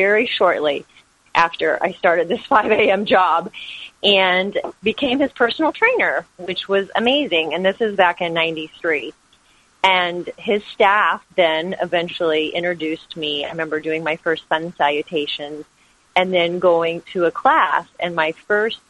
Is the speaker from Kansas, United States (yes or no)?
yes; Kansas, United States; moved away as an adult; now in San Diego, United States; I was born and raised in Kansas, and after college, I moved to San Diego.